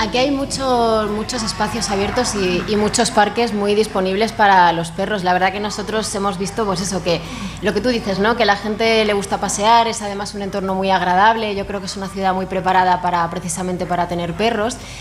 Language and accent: Spanish; Madrid, Community of Madrid, Spain; now in Alicante, Spain; yo por ejemplo que soy de Madrid